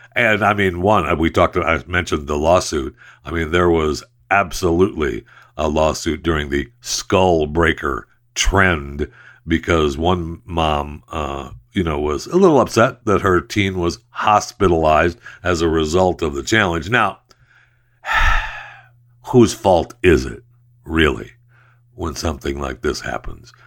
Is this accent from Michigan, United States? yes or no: yes; Saginaw, Michigan, United States; Saginaw, Michigan, uh, my hometown where I was, uh, born and raised